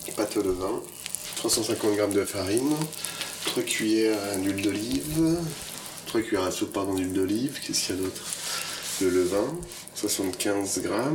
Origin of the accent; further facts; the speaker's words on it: Paris, Île-de-France, France; moved away; On est parisien